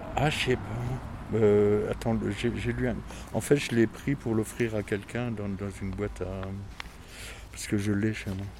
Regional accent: Forbach, Grand Est, France; now in Metz, France; je suis pas de Metz, je suis de Forbach

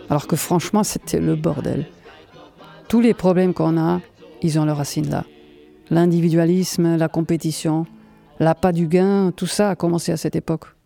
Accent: Mödlareuth, Thuringia, Germany; French is a second language; J'ai grandi à Meudlareuth, entre Berlin et Munich. Peut-être vous connaissez La moitié du village était en RDA et l'autre en RFA. Et moi, j'étais chez les méchants.

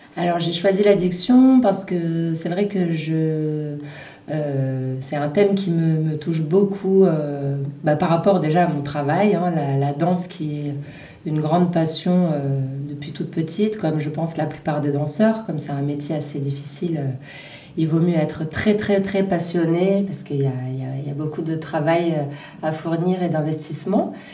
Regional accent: Menton, Provence-Alpes-Côte d'Azur, France; moved away as an adult; also born or lived in Cannes / Belgium; now in Paris, France; je suis originaire de Menton, où j'ai fait mes études de danse.

